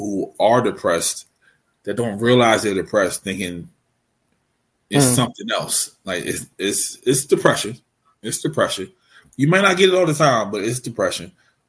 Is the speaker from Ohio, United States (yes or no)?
no; Baltimore, Maryland, United States; accent: Baltimore; My Baltimore accent